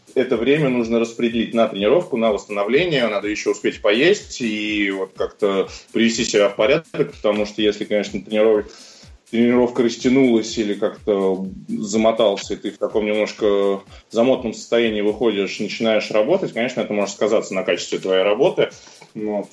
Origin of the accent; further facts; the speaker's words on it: Moscow, Russia; родился в Москве, учился в обычной московской школе